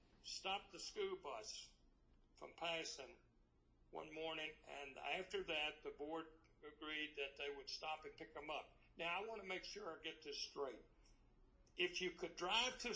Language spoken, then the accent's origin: English; South Alabama, United States; I was born in South Alabama.